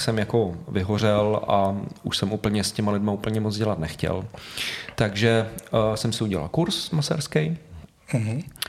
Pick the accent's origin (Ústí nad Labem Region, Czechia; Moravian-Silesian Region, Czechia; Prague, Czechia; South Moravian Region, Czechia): Prague, Czechia; já jsem doslova, kde to teď natáčíme, tak tady jsem vyrůstal celý život